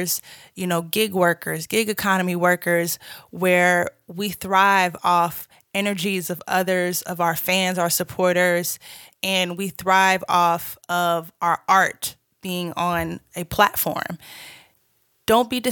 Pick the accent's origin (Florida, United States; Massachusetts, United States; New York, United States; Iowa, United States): Massachusetts, United States; Boston; moved away as an adult; also born or lived in Georgia; now in Los Angeles, United States; I'm originally from Boston, Massachusetts